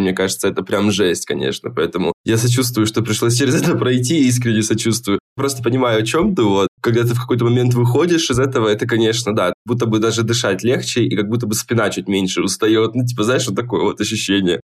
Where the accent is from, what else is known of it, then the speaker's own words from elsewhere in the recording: Krasnodar, Krasnodar Krai, Russia; я из Краснодара, там работал в Краснодаре